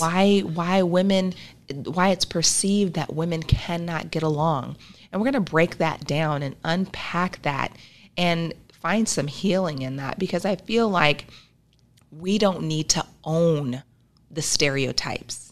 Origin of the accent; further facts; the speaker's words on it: Arkansas, United States; also born or lived in Tupelo, Mississippi; now in Nebraska, United States; I was born in Tupelo, Mississippi, raised in Arkansas, and I migrated to Nebraska